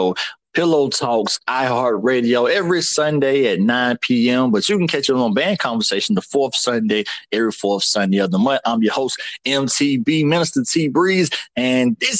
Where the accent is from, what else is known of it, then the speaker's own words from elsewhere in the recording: Atlanta, Georgia, United States; now in North Carolina, United States; I'm from Georgia, from Atlanta, but in North Carolina